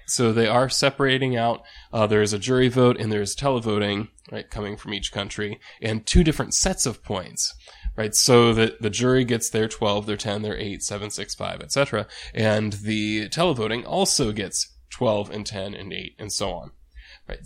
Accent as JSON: {"language": "English", "country": "United States", "first_language": "English", "said": "speaking as an American, right, who's a native, well, American speaker"}